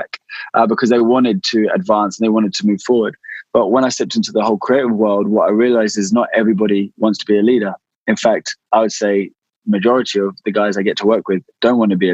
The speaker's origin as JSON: {"language": "English", "area": "West Sussex", "region": "South East England", "country": "United Kingdom", "tie": "born or raised there", "said": "I grew up in West Sussex."}